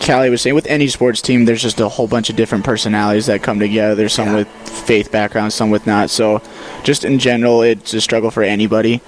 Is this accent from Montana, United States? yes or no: yes; Malta, Montana, United States; moved away; I'm from Malta, Montana, uh, about northeastern side of the state